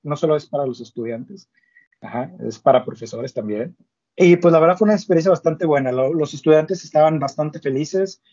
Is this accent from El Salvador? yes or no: no; Ciudad Victoria, Tamaulipas, Mexico; moved away as an adult; now in Monterrey, Mexico; pues yo siendo norteño, o sea, soy de Ciudad Victoria, pero me mudé a Monterrey cuando inicié mi carrera